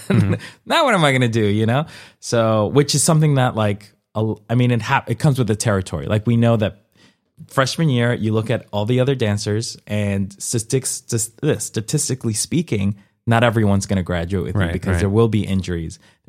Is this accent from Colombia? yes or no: yes; Colombia; born there; I've been doing it since I was four, and I was born in Colombia, mm-hmm. and when I was four, I did folkloric dancing